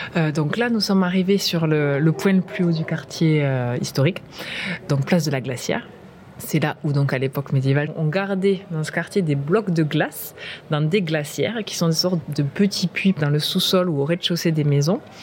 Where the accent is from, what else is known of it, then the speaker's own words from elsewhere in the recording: Comminges, south of Toulouse, Occitania, France; moved away as an adult; also born or lived in Agen; now in Agde, France; J'ai grandi dans, le Comminges, au sud de Toulouse